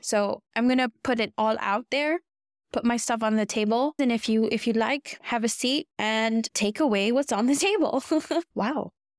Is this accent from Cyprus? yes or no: no; Kenya; So, you see, I was born and raised in Kenya, and I've lived in Kenya for 20 years. But for some strange reason, I don't have a Kenyan accent.